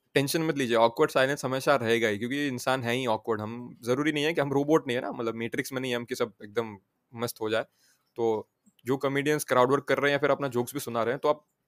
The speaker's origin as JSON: {"language": "Hindi", "area": "Saurashtra", "region": "Gujarat", "country": "India", "moved": "yes", "lives_now": "Surat, India", "said": "मैं सौराष्ट्र से हूँ"}